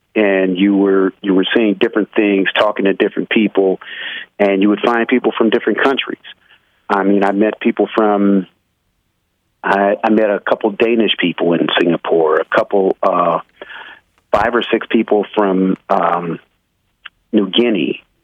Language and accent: English; Midwest, United States; I'm from the Midwest